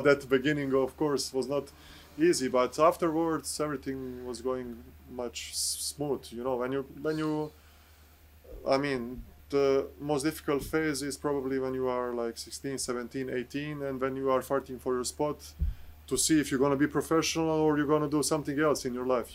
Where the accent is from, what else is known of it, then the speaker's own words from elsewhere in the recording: Bosnia & Herzegovina; English is a second language; moved away as an adult; also born or lived in Serbia / Krasnoyarsk, Russia / France / Berlin, Germany; I started in my home country in uh, Bosnia with my first professional co- contract.